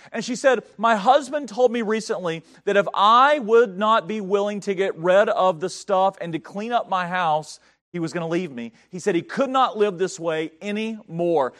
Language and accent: English; North Carolina, United States; moved away; I grew up in North Carolina